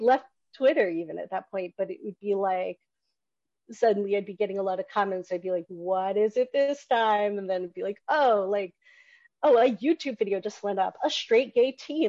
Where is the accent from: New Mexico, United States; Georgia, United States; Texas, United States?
Georgia, United States; Newt Gingrich's congressional district, the South; I grew up in the South. I grew up in Newt Gingrich's congressional district